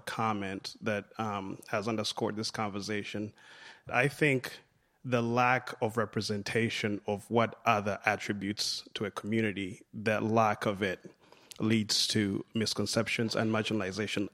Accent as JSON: {"language": "English", "country": "Uganda", "moved": "yes", "lives_now": "United States", "said": "I'm originally from Uganda. I came to the United States about eight years ago."}